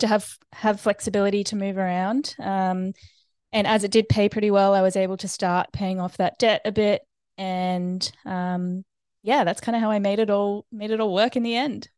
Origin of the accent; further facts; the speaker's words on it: Brisbane, Queensland, Australia; also born or lived in United States; now in Noosa, Australia; grew up in Brisbane, um, and lived there until I was eighteen